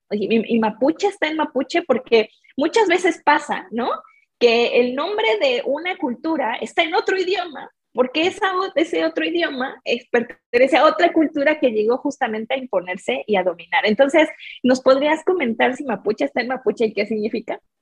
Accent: Mexico City, Mexico; yo soy mexicana, crecí en la cuenca de la Ciudad de México

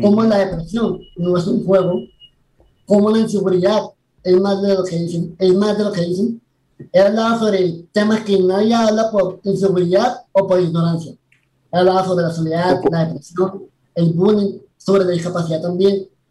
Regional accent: Colombia; also born or lived in Panama City, Panama; Nací en la ciudad de Panamá en el 2003, pero pues fui criado en Colombia. O yo he vivido todo, todo en Colombia

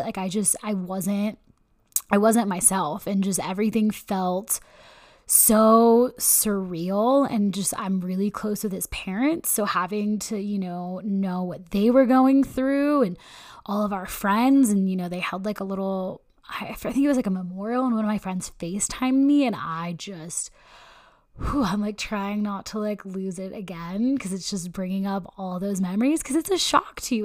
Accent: Elk Grove, California, United States; I grew up in Northern California, um, actually Elk Grove, California

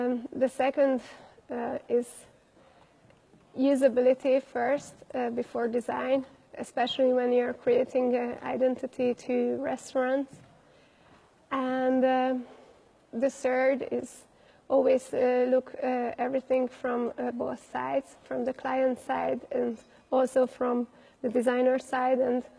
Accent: Budapest, Hungary; I'm from Budapest, Hungary

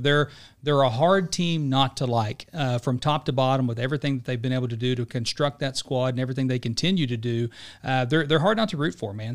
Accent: United States; as an American that's been there multiple times

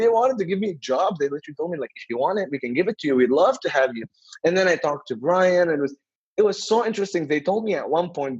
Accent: Beirut, Beirut Governorate, Lebanon; I'm originally from Beirut, Lebanon

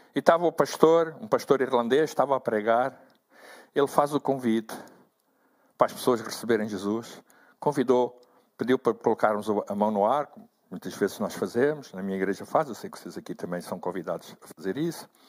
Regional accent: Angola; moved away as an adult; now in Portugal; Eu sou natural de Angola

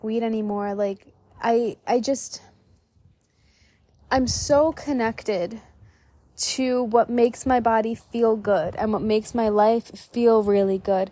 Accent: New York, United States; moved away as an adult; growing up in New York

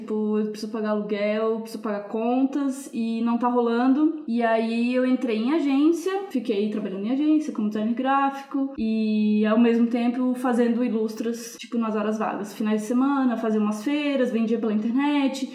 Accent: Joinville, Santa Catarina, Brazil; moved away as an adult; now in São Paulo, Brazil; na minha cidade, eu sou de Joinville, Santa Catarina.

